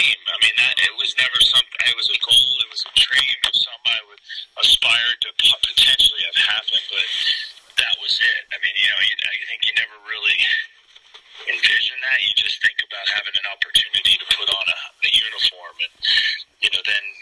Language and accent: English; Pennsylvania, United States; moved away; growing up in Pennsylvania